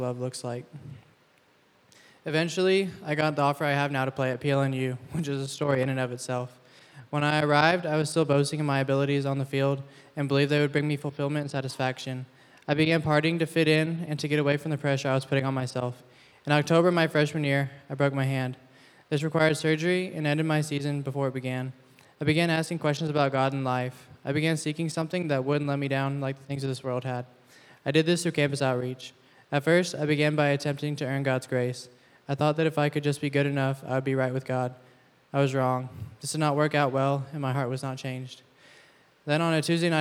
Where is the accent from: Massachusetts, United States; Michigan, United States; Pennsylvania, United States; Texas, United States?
Texas, United States; East; moved away as an adult; now in San Diego, United States; Grew up in a small town in East Texas, but now I'm a student athlete at Point Loma Nazarene University